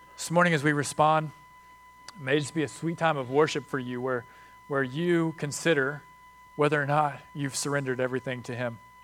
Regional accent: United States; We're American

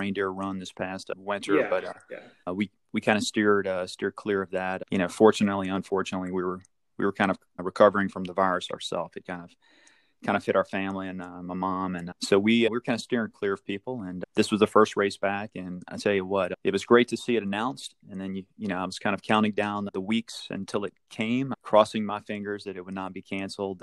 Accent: Ponchatoula, Louisiana, United States; we're from Ponchatoula, met in Ponchatoula High

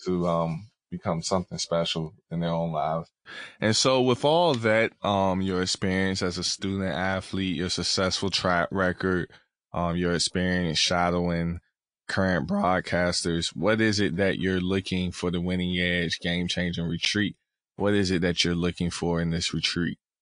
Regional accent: the South, United States; moved away; I'm from down south

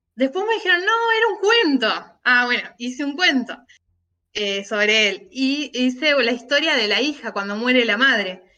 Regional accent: Argentina; acá en Argentina

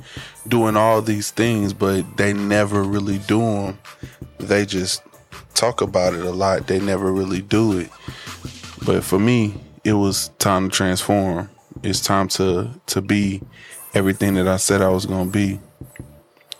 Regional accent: Louisiana, United States; I'm from Louisiana

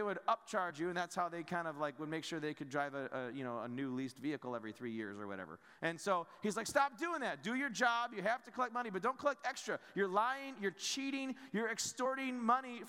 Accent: United States; as Americans, maybe we don't feel all that privileged and prideful about being American

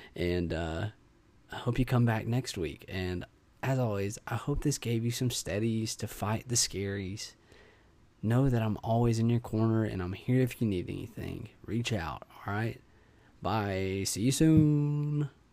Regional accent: United States; all of us as American citizens

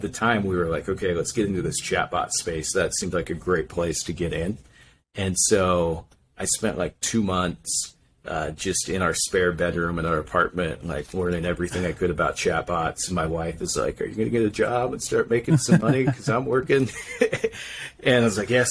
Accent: Idaho, United States; moved away as an adult; now in Utah, United States; I'm originally from Idaho, and, I came down here to BYU

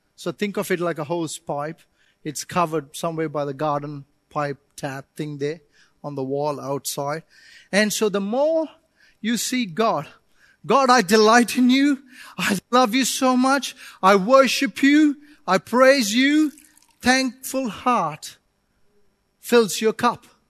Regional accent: India; moved away; I come from India

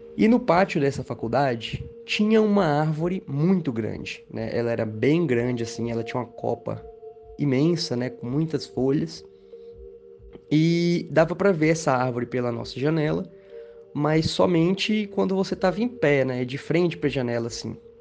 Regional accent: Goiânia, Goiás, Brazil; eu sou de Goiânia, Goiás.

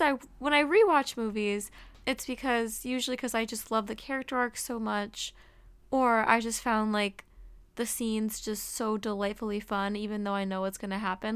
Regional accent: Massachusetts, United States; it was in my home state

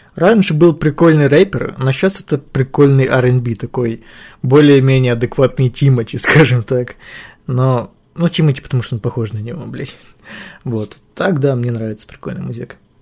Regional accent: Ukraine; я из Украины

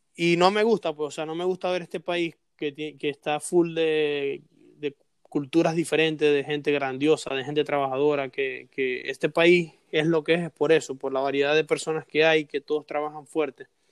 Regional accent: Venezuela; now in United States; nosotros como venezolanos

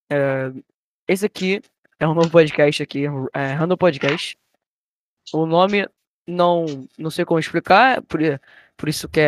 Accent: Rio de Janeiro, Brazil; a gente é do Rio, né? Tá o sotaque bem é, complicado

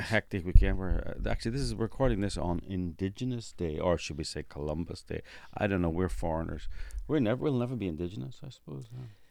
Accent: Northern Ireland, United Kingdom; moved away; I'm from Northern Ireland

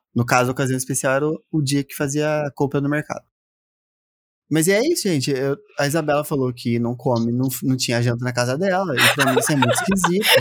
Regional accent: south of Minas Gerais, Brazil; now in Campinas, Brazil; Eu vim do interior, cidadezinha, sul de Minas

